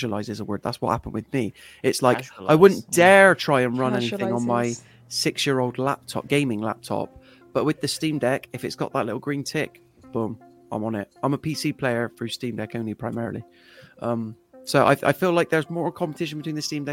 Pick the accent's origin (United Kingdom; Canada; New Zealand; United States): United Kingdom; We're British